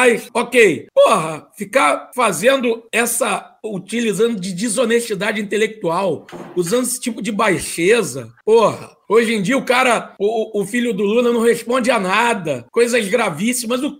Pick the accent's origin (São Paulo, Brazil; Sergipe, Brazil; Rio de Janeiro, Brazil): Rio de Janeiro, Brazil; com todo respeito aos paulistas, mas sou carioca.